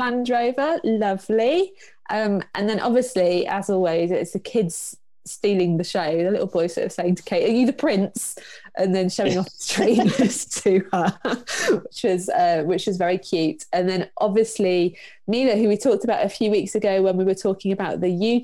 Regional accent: Cornwall, South West England, United Kingdom; There's a beach at home, so I grew up in Cornwall.

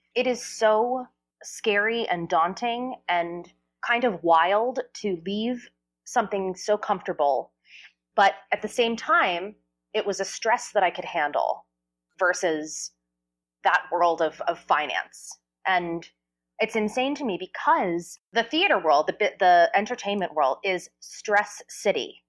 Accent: New Jersey, United States; I grew up in New Jersey

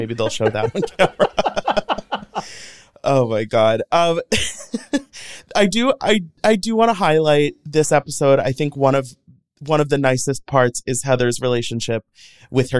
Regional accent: St. Louis, Missouri, United States; I grew up in St. Louis, Missouri

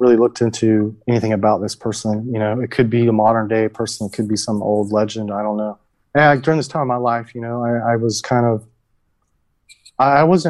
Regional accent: Georgia, United States; it's the Bible Belt in me because I'm from Georgia.

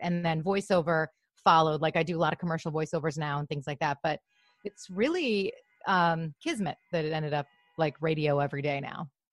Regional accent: Grosse Pointe, Michigan, United States; also born or lived in Los Angeles; now in Glendale, United States; I'm from Michigan

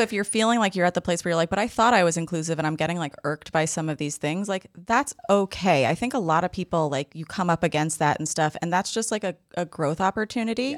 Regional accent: New York City, New York, United States; I'm from the Upper East Side

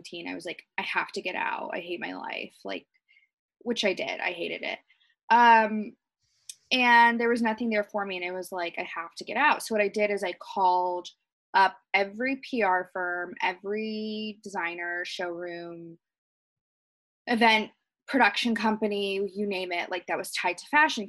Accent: Wichita, Kansas, United States; moved away as an adult; now in Los Angeles, United States; we grew up in Wichita, Kansas, like back home

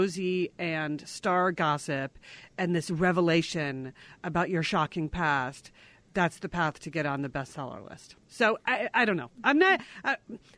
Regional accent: Connecticut, United States; growing up in Connecticut

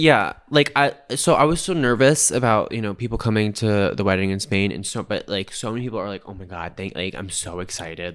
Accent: United States; I'm in the minority as the American there

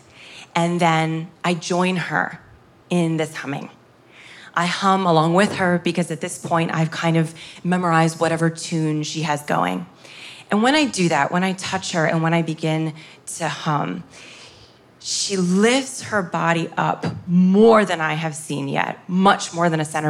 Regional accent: United States; I'm from America

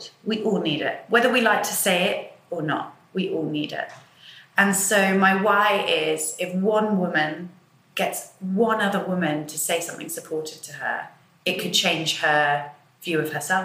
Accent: Peterborough, East of England, United Kingdom; I grew up in Peterborough, so for a little girl in Peterborough to be going to ballet every week

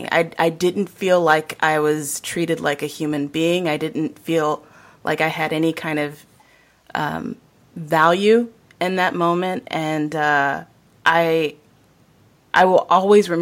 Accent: Virginia Beach, Virginia, United States; also born or lived in Portsmouth, Virginia; I'm born and raised in Virginia, born in Portsmouth, raised in Virginia Beach

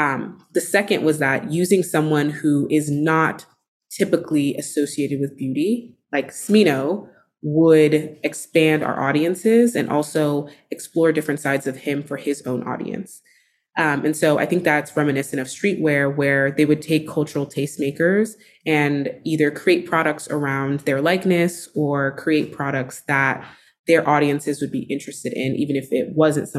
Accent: Texas, United States; I didn't know you could be a beauty editor when I was growing up in Texas.

